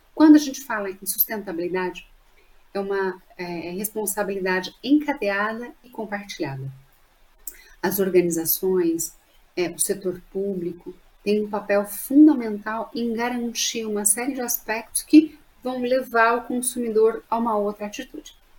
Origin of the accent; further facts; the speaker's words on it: Minas Gerais, Brazil; accent: mineiro; de Minas para me homenagear, eu não nego meu sotaque aí a minha origem